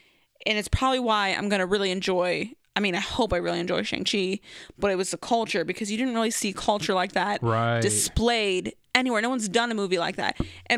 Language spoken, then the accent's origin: English; Philippines; I'm Filipino. I don't look super Asian, but I look a little bit of something. Islander, I would say.